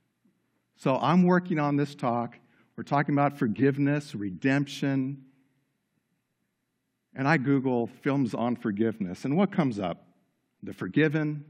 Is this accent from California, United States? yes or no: yes; Los Angeles, California, United States; Growing up in Los Angeles, California, I was surrounded by all things Hollywood